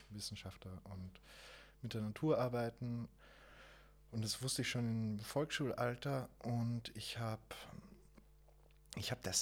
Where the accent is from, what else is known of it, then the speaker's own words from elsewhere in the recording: Waldviertel, Lower Austria, Austria; Bei uns im Waldviertel